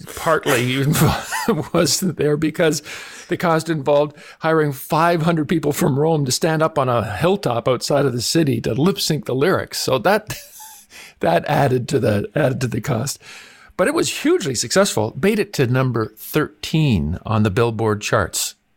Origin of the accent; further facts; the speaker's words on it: Canada; growing up in Canada